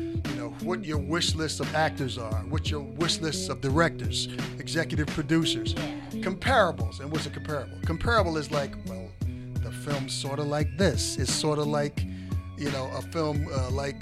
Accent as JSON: {"language": "English", "town": "Norfolk", "region": "Virginia", "country": "United States", "also_born_or_lived": "Baltimore, Maryland", "moved": "yes", "said": "I'm from Norfolk, Virginia."}